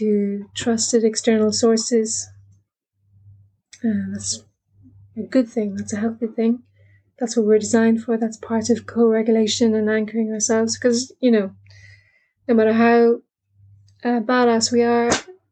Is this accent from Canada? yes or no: no; Ireland; I'm Irish